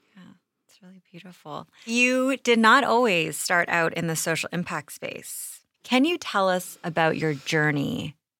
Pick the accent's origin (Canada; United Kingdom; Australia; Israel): Canada; I'm from Canada